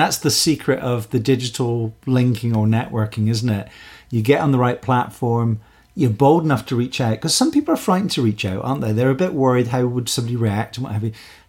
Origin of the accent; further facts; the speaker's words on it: Glasgow, Scotland, United Kingdom; I come from the Scots are gregarious people. You know, you're born in Glasgow and you get on a Glasgow bus, you know somebody's life story in 2 minutes.